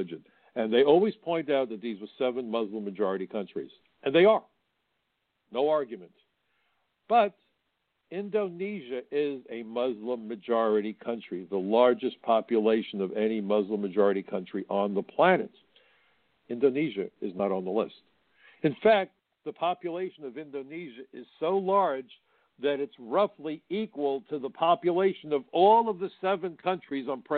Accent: New York, United States; I'm from New York, just across the river

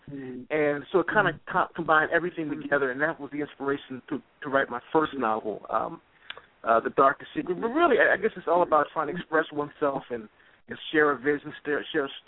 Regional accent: Baltimore, Maryland, United States; also born or lived in Washington, D.C.; I'm from Baltimore, Maryland originally

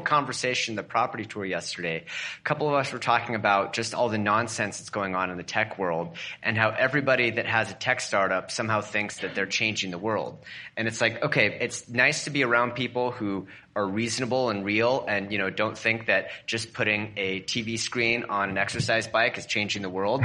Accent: Portland, Oregon, United States; my hometown, which is around Portland, Oregon

